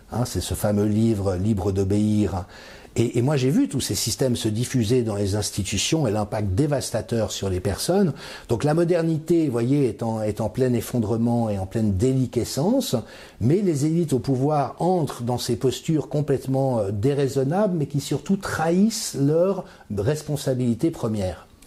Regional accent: France; j'ai grandi dans la France des années 70 et que c'était l'insouciance, c'était la joie de vivre

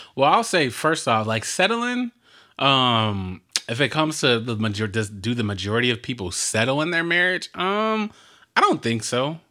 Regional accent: Compton, California, United States; when we grew up in Compton

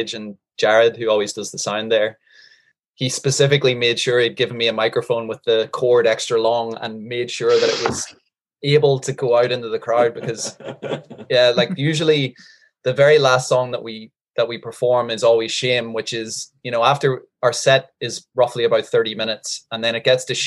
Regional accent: Northern Ireland, United Kingdom; moved away as an adult; also born or lived in Changwon, South Korea; now in South Korea; I grew up in Northern Ireland as an Irish Catholic

